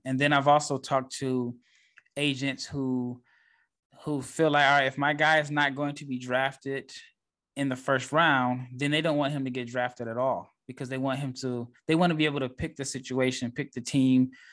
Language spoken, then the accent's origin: English; Nebraska, United States; I am from Nebraska.